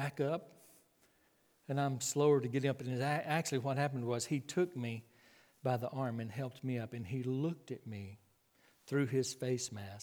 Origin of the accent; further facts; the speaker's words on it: Clyde, Texas, United States; I was raised out in West Texas, 14 miles east of Abilene. There is a small community called Clyde, C-L-Y-D-E. That was my hometown.